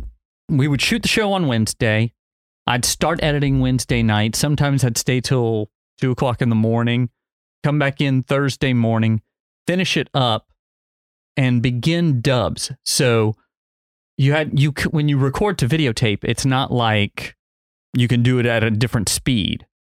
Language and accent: English; New Iberia, Louisiana, United States; Because it showed on KATC, and I grew up in New Iberia, and so it aired on KATC.